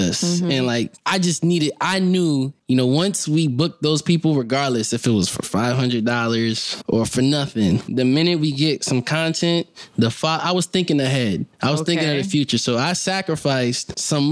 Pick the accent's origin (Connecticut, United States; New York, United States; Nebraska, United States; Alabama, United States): Connecticut, United States; we're from Connecticut